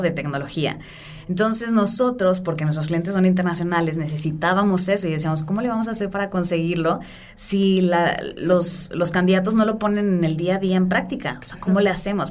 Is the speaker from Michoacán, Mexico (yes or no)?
no; Guadalajara, Jalisco, Mexico; also born or lived in San Francisco; yo soy de Guadalajara